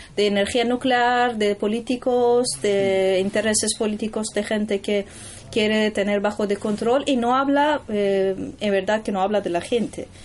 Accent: Tehran, Tehran Province, Iran; Spanish is a second language; moved away; yo soy de Teherán

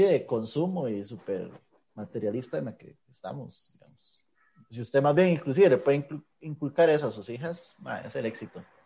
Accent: Pérez Zeledón, San José, Costa Rica; moved away; also born or lived in Moravia; yo soy de Pérez, inclusive yo no nací ahí

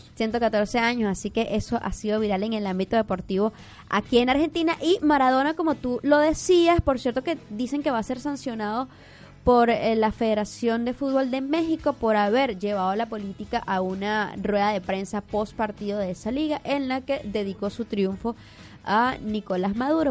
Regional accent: Venezuela; llanera maracucha

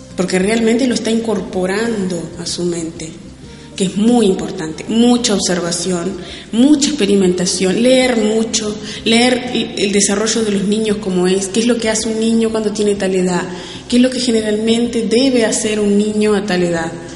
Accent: Uruguay; soy uruguaya

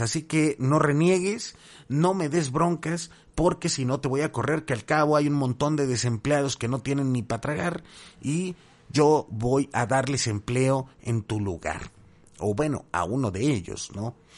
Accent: Mexico; tenemos como mexicanas y mexicanos

